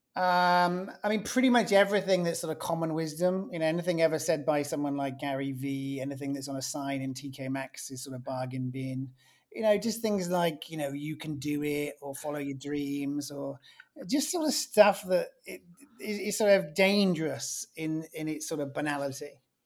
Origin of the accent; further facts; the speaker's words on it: England, United Kingdom; being English, it's normally in the tone of my voice